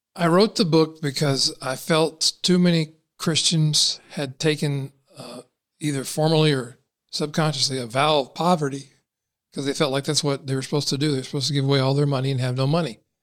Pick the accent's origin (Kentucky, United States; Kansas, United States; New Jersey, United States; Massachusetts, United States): Kentucky, United States; I was born and raised in Kentucky